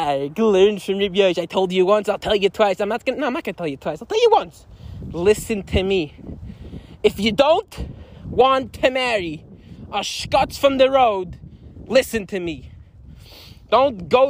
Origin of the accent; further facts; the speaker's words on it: Lakewood, New Jersey, United States; I'm currently not in my hometown of Lakewood